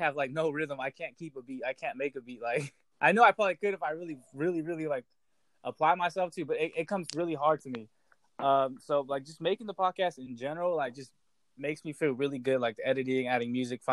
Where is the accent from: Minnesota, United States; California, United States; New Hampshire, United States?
California, United States; Coalinga; moved away as an adult; also born or lived in Hayward, California / Illinois; I was born in Hayward, California, in the Bay Area. It's a town right next to Oakland. But both my parents became correctional officers in like the valley, the central valley of California. So I wound up growing up in Coalinga, California, a very small town.